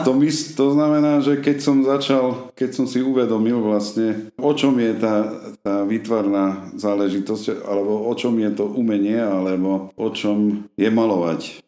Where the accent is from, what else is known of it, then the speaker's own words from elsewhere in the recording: Košice, Košice Region, Slovakia; moved away as an adult; also born or lived in Stará Ľubovňa; now in Hniezdne, Slovakia; Pochádzam z Košíc pôvodne a koncom sedemdesiatych rokov som sa presťahoval aj s rodinou do týchto končín